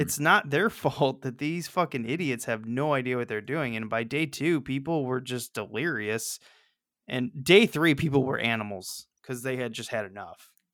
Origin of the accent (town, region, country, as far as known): Missouri, United States